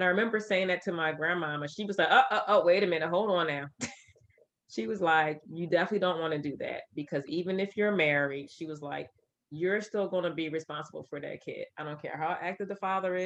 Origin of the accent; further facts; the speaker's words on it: Camden, New Jersey, United States; growing up in Camden